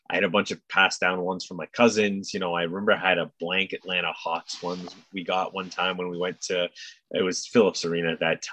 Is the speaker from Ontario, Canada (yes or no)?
yes; Toronto, Ontario, Canada; we're from Toronto